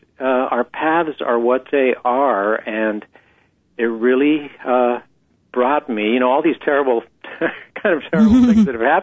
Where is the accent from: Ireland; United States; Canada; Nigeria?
United States; San Diego, California; I was born in San Diego, not far from the border, and I grew up in the 60s